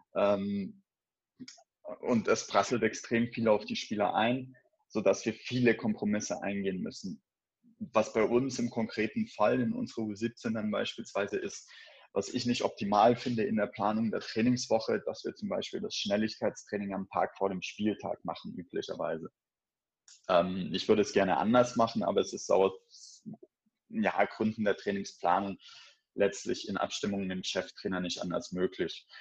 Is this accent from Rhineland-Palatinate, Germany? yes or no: no; Baden-Württemberg, Germany; moved away as an adult; also born or lived in Cologne; now in Wolfsburg, Germany; Ich bin in Baden-Württemberg aufgewachsen, bin nach der Schule dann nach Köln gezogen